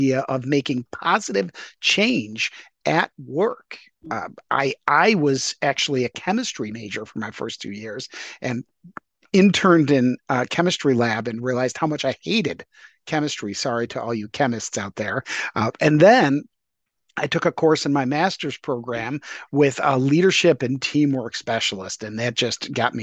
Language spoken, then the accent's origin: English; Rochester, New York, United States; moved away as an adult; also born or lived in Pittsburgh, Pennsylvania / Buffalo / Chicago / Indiana; was born in Steel City, Pittsburgh, Pennsylvania, but only lived there for first couple of months of my life. And so I was raised in the Rochester area